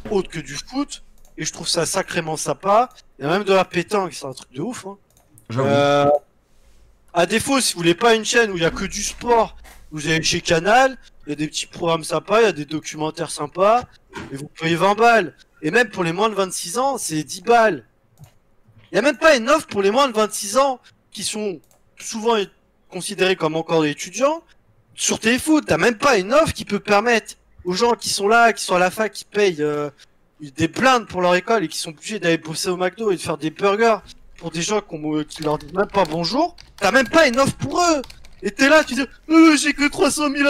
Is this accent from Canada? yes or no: no; France; On est des putains de pigeons, on est cons, on est français, mais on est fiers.